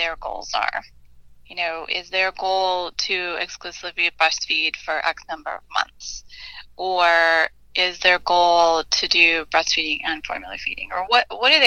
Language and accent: English; Illinois, United States; I grew up in Illinois